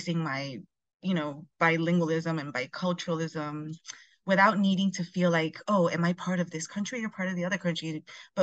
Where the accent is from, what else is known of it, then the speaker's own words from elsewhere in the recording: New York City, New York, United States; moved away as an adult; also born or lived in Chile; I was born in Chile, and then when I was three, we moved from Chile to New York, and I lived in New York from 3 to 13. And when I turned 13, we moved back to Chile